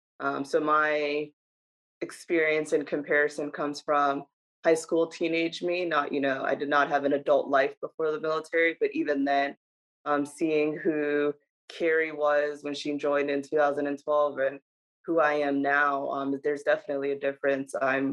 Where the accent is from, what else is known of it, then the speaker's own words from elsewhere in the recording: New Jersey, United States; also born or lived in Dominican Republic; I'm originally from Dominican Republic, but state-wise, I'm from New Jersey.